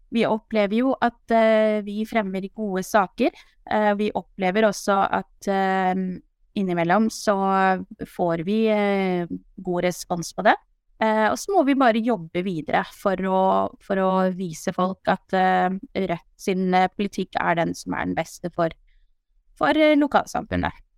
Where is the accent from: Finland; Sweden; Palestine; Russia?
Palestine; now in Skien, Norway; min bakgrunn at jeg er opprinnelig fra Palestina